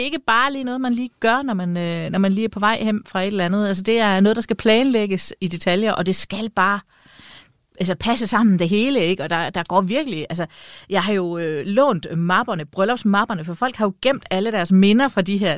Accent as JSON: {"language": "Danish", "area": "East Jutland", "region": "Central Denmark Region", "country": "Denmark", "said": "kommer jeg fra Østjylland, og, øh, og hvad hedder det? For det østligste Østjylland"}